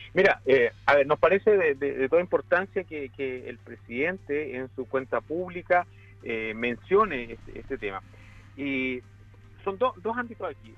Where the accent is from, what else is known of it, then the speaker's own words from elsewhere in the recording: Chile; como chilenos